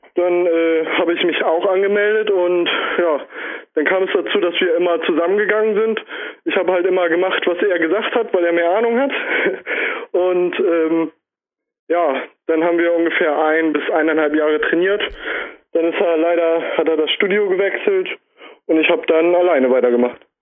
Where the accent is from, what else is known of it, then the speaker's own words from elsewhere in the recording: Bremen, Germany; ich komme aus Bremen.